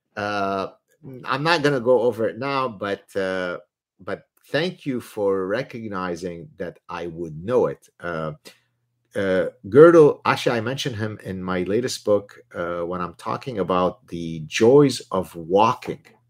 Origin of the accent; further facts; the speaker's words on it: Lebanon; first language Arabic; English is a second language; also born or lived in Southern California; now in Montreal, Canada; I learned French in Lebanon. Uh, in Lebanon, Arabic is my mother tongue. French was my second language